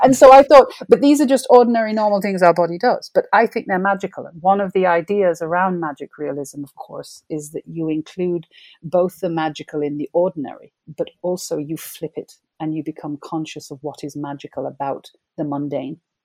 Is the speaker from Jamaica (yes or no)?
yes; Jamaica; moved away as an adult; also born or lived in England; now in United Kingdom; I grew up in Jamaica.